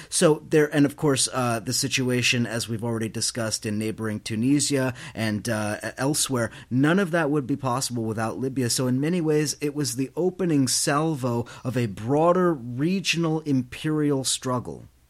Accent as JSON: {"language": "English", "town": "New York City", "region": "New York", "country": "United States", "said": "I come from New York City where bullshit is equally important"}